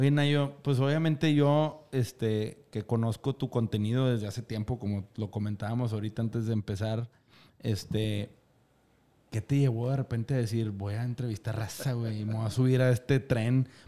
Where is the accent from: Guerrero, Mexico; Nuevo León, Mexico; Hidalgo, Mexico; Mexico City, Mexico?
Nuevo León, Mexico; Monterrey; Como buen regio, güey. Como buen regio.